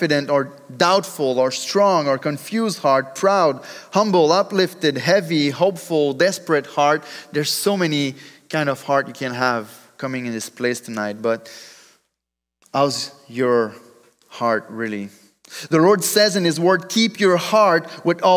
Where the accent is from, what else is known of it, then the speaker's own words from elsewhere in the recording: Drummondville, Quebec, Canada; accent: French; English is a second language; I come from Drummondville